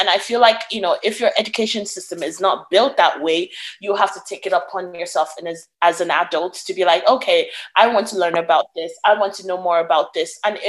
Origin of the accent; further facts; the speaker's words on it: Nigeria; I don't know. I'm Nigerian anyway. I think Nigerians are the most silly people on this world.